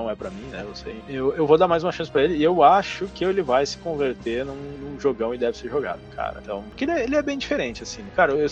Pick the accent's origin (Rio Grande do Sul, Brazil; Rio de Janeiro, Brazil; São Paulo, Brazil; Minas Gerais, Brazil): Rio Grande do Sul, Brazil; pode falar no plural, que a gente é gaúcho. Quando é plural, a gente fala no singular.